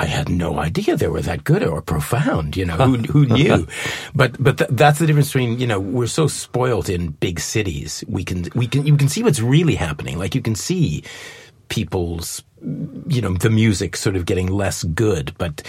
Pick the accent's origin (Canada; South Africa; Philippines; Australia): Canada; Winnipeg, Manitoba; I'm from Winnipeg in Canada.